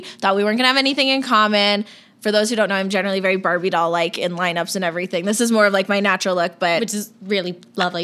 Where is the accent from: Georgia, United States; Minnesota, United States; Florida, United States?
Florida, United States; moved away as an adult; I grew up, born and raised in Florida. Was there for tw- first 21 years of my life